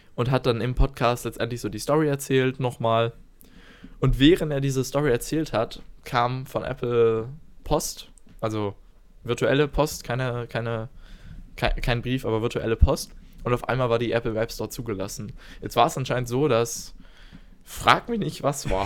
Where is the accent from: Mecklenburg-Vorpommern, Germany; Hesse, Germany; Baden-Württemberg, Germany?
Baden-Württemberg, Germany; Stuttgart; wir kommen beide hier aus Stuttgart. Wir waren in Schulen, die weniger als einen Kilometer voneinander entfernt sind